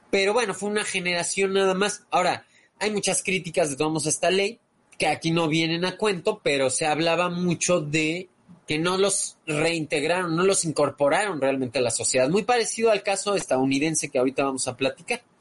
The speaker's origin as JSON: {"language": "Spanish", "country": "Mexico", "said": "como americanos, como mexicanos"}